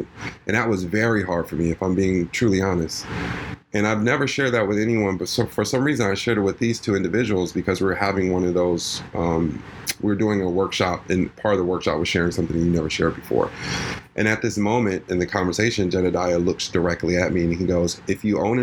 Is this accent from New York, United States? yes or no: yes; New York, United States; I'm a New Yorker